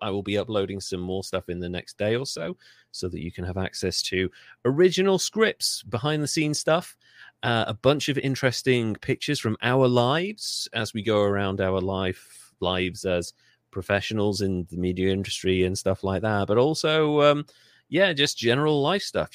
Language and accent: English; United Kingdom; I'm British